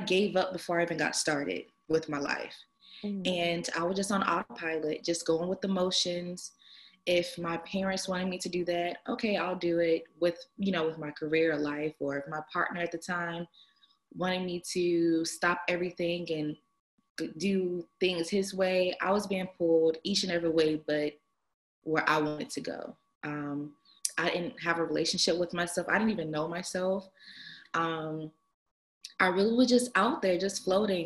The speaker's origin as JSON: {"language": "English", "town": "Atlanta", "region": "Georgia", "country": "United States", "said": "I am from Atlanta"}